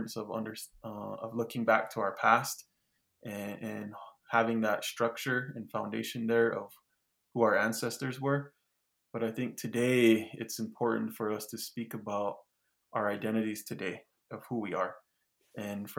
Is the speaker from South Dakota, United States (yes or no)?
yes; Kyle, South Dakota, United States; also born or lived in New Mexico; And I grew up in Kyle, South Dakota.